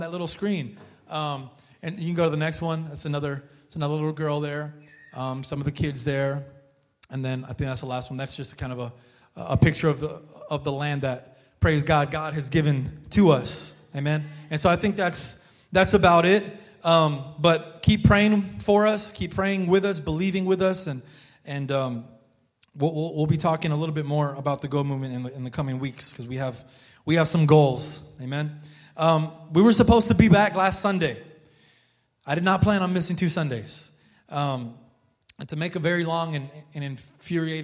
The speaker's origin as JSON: {"language": "English", "country": "United States", "said": "I'm an American looking guy, I'm an American"}